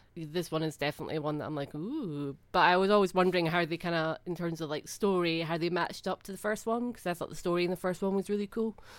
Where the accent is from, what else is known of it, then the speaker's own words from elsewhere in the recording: Scotland, United Kingdom; it's just ingrained in me as a Scottish person.